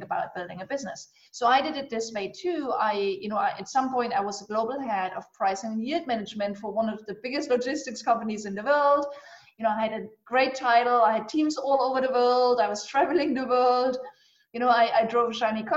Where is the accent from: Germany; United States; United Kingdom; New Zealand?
Germany; eastern Germany; I grew up actually in Eastern Germany.